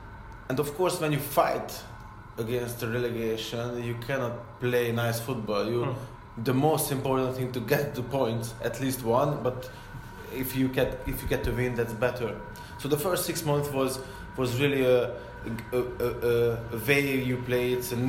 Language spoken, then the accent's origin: English; Porto, Norte, Portugal; English is a second language; now in England; Because I come from Porto, where they just want to get the ball and keep the ball and play football